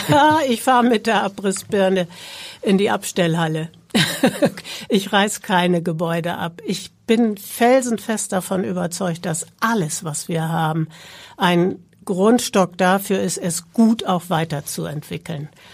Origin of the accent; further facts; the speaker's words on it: Hamburg, Germany; also born or lived in Berlin / Baltic coast; Ich bin eine geborene Hamburgerin